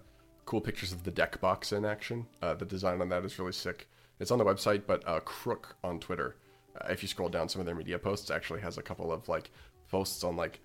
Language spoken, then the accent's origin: English; Canada; enough to send us a mat to Canada, and the owner of Grimoire also was nice enough to cover the import fees as a Canadian.